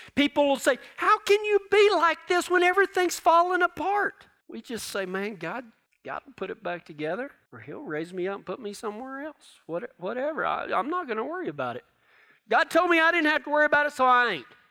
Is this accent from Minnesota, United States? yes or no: no; Texas, United States; down in Texas where I'm from